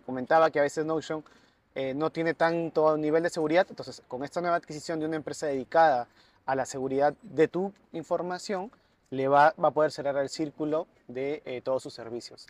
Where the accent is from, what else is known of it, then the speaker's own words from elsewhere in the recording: Tumbes, Peru; also born or lived in Piura; now in Lima, Peru; yo soy de Tumbes, pero vivo en todo el norte, en Piura vivía también